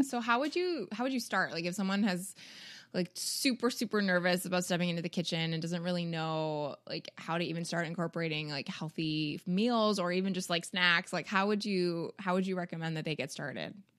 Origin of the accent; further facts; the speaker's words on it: Canada; we're both Canadian